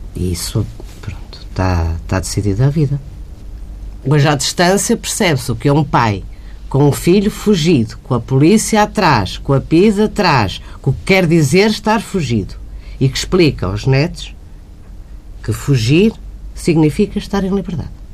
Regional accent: Porto, Norte, Portugal; moved away as an adult; also born or lived in Estoril; now in Lisbon, Portugal; eu nasci em Lisboa, fui para o Porto

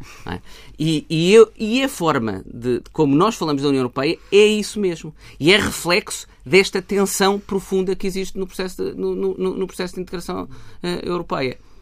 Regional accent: Portugal; enquanto portugueses

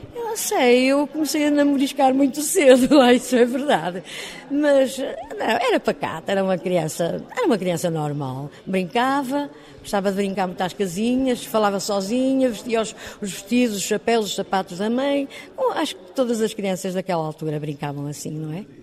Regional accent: Porto, Norte, Portugal; eu nasci no Porto, sou do Porto

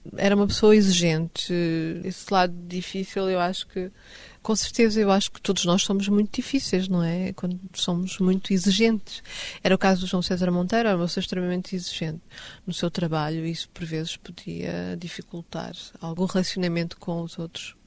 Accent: Stockholm, Stockholm County, Sweden; first language Swedish; Portuguese is a second language; now in Lisbon, Portugal; Nasci em Estocolmo

